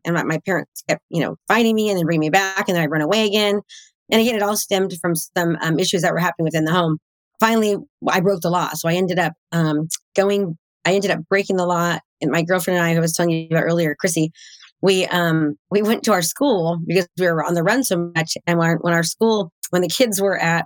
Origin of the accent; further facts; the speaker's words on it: Concord, California, United States; now in Brentwood, United States; I grew up in Concord, California, and I live in Brentwood, California now